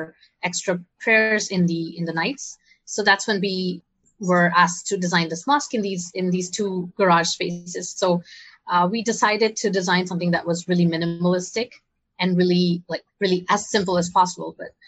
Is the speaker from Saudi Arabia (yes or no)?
yes; Saudi Arabia; also born or lived in India; I grew up in Saudi Arabia, and then I moved to India for my college education because my parents are from here